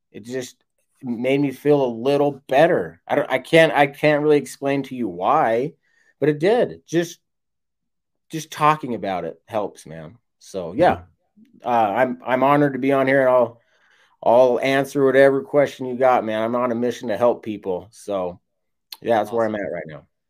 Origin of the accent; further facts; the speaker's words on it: West Jordan, Utah, United States; now in St. George, United States; I'm from Utah